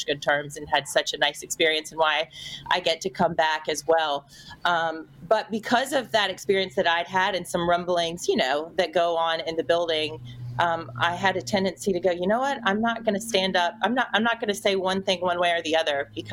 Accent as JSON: {"language": "English", "region": "North Carolina", "country": "United States", "tie": "born or raised there", "also_born_or_lived": "New York", "moved": "as an adult", "said": "I did get called up from North Carolina, which was my hometown."}